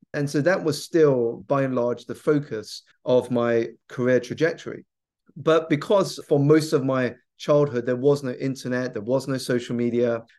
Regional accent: South East England, United Kingdom; I grew up here in the U K. I was born in the southeast of England, so around ninety minutes by train away from London

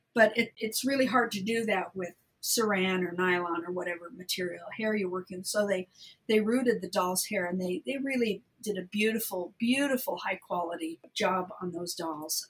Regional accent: Southern California, United States; I'm from Southern California originally

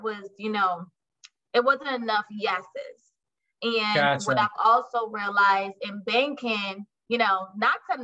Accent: Barbados; moved away as an adult; also born or lived in Brooklyn, New York; now in Jacksonville, United States; I'm originally from Barbados, but I moved to Brooklyn back in 2006.

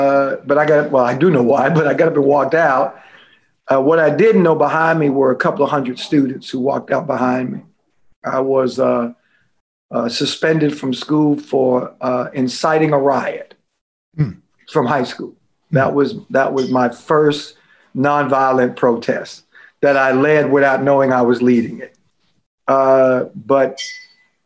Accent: South Carolina, United States; moved away; also born or lived in Kansas / Missouri; Growing up in the South, growing up in South Carolina in the 50s and the 60s

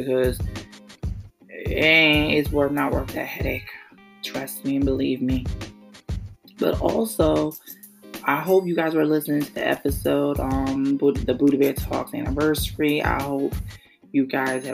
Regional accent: New York City, New York, United States; My hometown, New York City, Brooklyn, New York

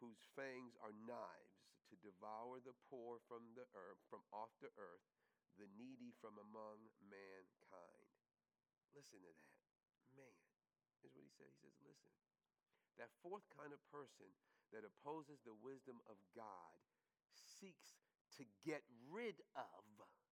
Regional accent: New York, United States; one of the things that you learn quickly growing up in New York is that you were always going to see the homeless

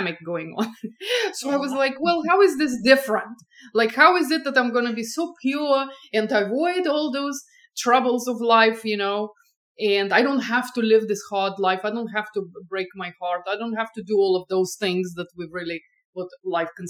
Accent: Estonia; moved away as an adult; also born or lived in France / England / Boston; now in California, United States; I grew up in Estonia

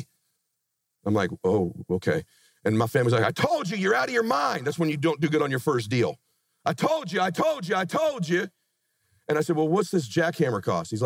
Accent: Pomona, California, United States; moved away as an adult; now in Laguna Beach, United States; I met my wife, we grew up in Pomona

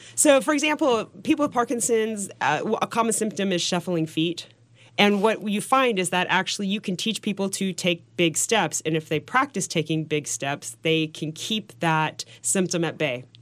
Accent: Portland, Oregon, United States; moved away; also born or lived in New York City; I was from Portland, Oregon, so I was the pers-, one person in this office in New York City

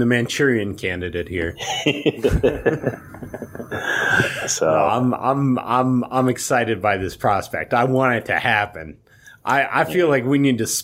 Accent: Anchorage, Alaska, United States; Had many, many Korean friends growing up in Anchorage, Alaska.

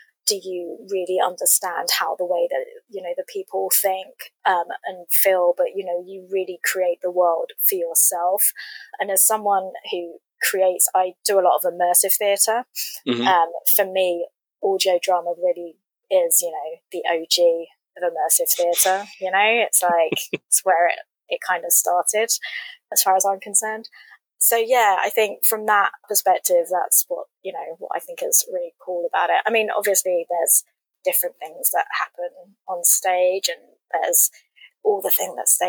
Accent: England, United Kingdom; I'm from England. We would listen to the BBC radio dramas growing up.

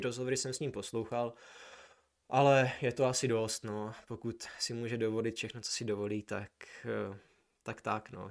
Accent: Brno, South Moravian Region, Czechia; jsme z Brna

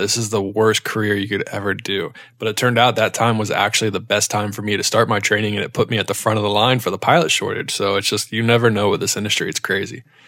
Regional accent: Charlotte, North Carolina, United States; also born or lived in Ohio; I'm from North Carolina. I'm born and raised in Charlotte, North Carolina.

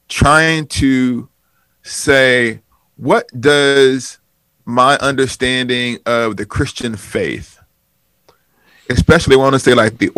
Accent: Huntsville, Alabama, United States; now in Wheaton, Illinois, United States; in Huntsville, my hometown growing up

